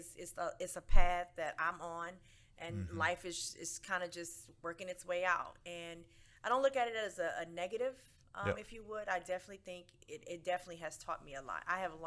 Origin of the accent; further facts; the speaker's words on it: New Orleans, Louisiana, United States; moved away as an adult; now in Houston, United States; I grew up in New Orleans.